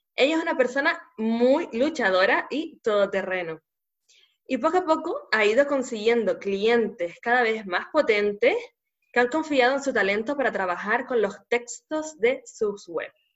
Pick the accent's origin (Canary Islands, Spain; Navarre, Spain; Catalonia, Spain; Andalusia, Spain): Canary Islands, Spain; nacida en Canarias